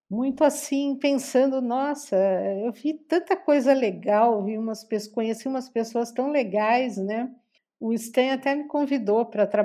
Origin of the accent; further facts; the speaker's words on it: Brazil; eu sou muito brasileira. Eu tenho absoluta certeza que, que o Brasil é o lugar que eu gosto de morar, de ficar.